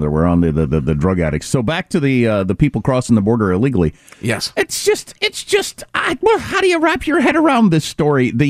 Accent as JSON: {"language": "English", "region": "Wisconsin", "country": "United States", "tie": "born or raised there", "moved": "yes", "lives_now": "California, United States", "said": "I live in a warm climate now. When I was a kid growing up"}